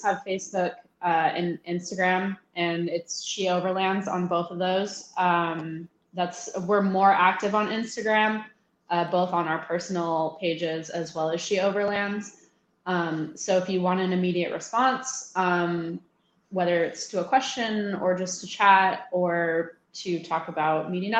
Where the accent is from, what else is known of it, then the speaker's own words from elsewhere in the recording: Alaska, United States; I feel like I'm cheating because I'm from Alaska, so I just go outside.